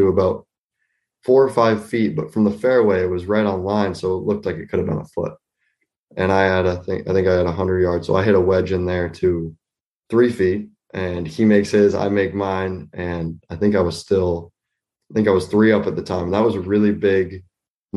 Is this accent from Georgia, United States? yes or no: no; Nashua, New Hampshire, United States; also born or lived in Concord, New Hampshire; I grew up in Nashua. I was born in Concord and then moved to Nashua when I was about three or four. I've lived in Nashua ever since.